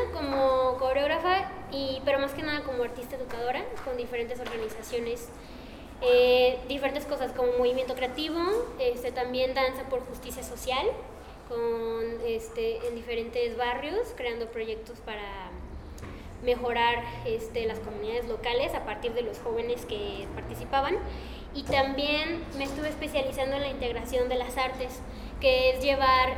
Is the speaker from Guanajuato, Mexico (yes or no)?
no; Guadalajara, Jalisco, Mexico; moved away as an adult; also born or lived in Los Angeles / United States; vengo de Guadalajara